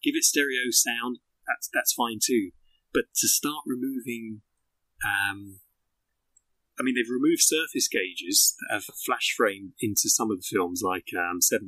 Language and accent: English; Greenwich, London, United Kingdom; Greenwich Museum, my hometown